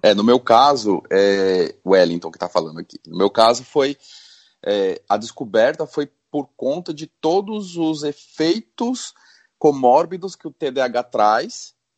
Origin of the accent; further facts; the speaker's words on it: São Paulo, Brazil; now in Natal, Brazil; nasci em São Paulo e hoje eu moro em Natal, no Rio Grande do Norte